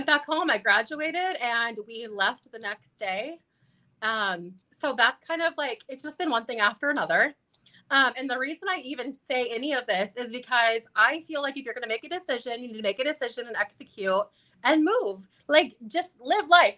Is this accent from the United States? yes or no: yes; California, United States; moved away; also born or lived in Wisconsin / Coeur d'Alene, Idaho; I'm from California